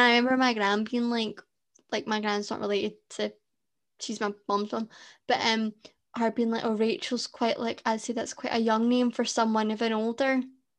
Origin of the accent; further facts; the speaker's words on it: Scotland, United Kingdom; I'm Scottish